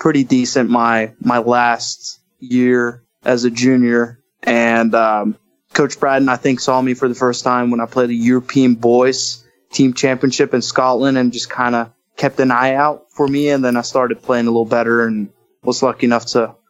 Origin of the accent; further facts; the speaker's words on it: Oslo, Norway; moved away as an adult; now in Stillwater, United States; I'm from Oslo, Norway